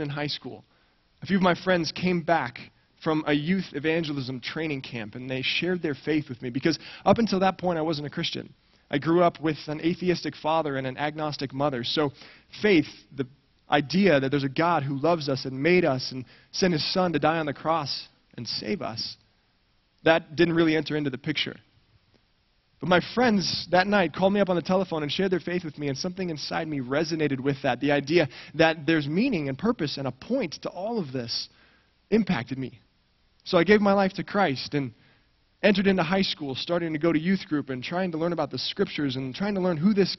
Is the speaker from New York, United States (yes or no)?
no; Colorado, United States; moved away as an adult; also born or lived in Santa Barbara, California; I grew up in Colorado, right in the shadow of the Rocky Mountains